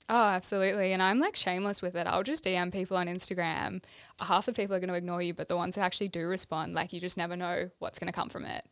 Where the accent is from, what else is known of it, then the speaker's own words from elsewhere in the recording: Melbourne, Victoria, Australia; moved away as an adult; now in Gold Coast, Australia; I grew up in Melbourne, went to school here. Two years ago, decided to move to the Gold Coast with my partner